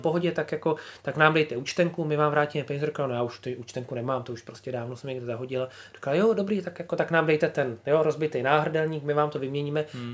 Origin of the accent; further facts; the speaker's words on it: Czechia; moved away as an adult; now in Finland; cítím, jako, že jsem Čechem, že jsem hrdý na to a říkám, hele, jsem z Čech prostě a, a my v Čechách tohle děláme